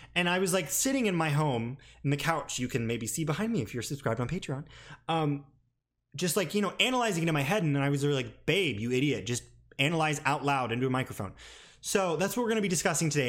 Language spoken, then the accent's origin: English; a small city in the South, United States; moved away; I was back home in my hometown